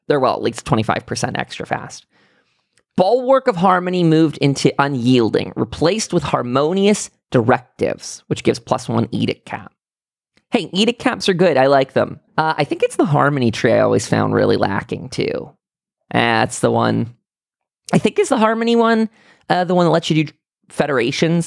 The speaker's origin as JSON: {"language": "English", "area": "near Pittsburgh", "region": "Pennsylvania", "country": "United States", "tie": "born or raised there", "also_born_or_lived": "Salt Lake City, Utah"}